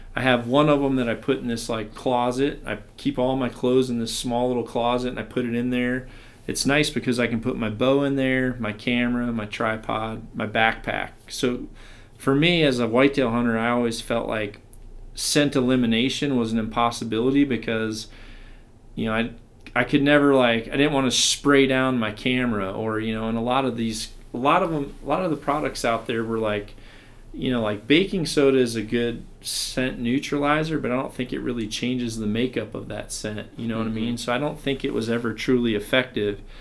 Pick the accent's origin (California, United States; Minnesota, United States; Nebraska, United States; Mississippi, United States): Mississippi, United States; growing up in Mississippi